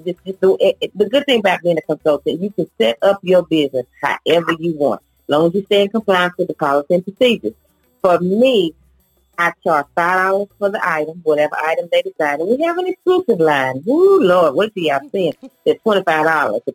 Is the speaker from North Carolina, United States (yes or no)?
yes; Rural Hall, North Carolina, United States; also born or lived in Gastonia, North Carolina; I am originally from Winston-Salem, North Carolina, actually Rural Hall.